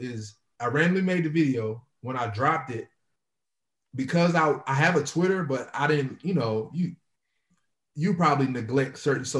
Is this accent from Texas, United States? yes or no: yes; Nacogdoches, Texas, United States; I'm from, if people know Texas, I'm from East Texas. So I'm from a little small city called Nacogdoches, Texas.